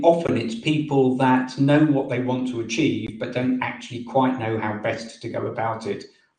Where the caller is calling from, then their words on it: England, United Kingdom; Near London in England.